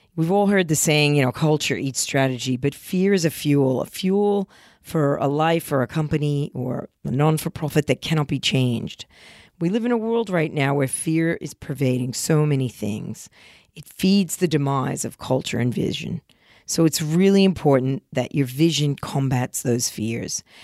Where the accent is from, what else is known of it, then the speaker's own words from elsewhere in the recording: New Jersey, United States; moved away; when I was young and growing up in New Jersey